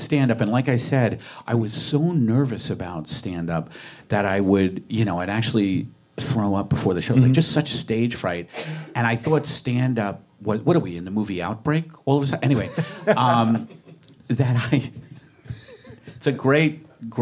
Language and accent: English; New York City, New York, United States; also born or lived in Brooklyn; I moved to Staten Island when I was 9.